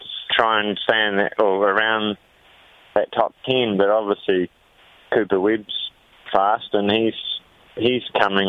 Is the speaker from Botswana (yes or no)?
no; New Zealand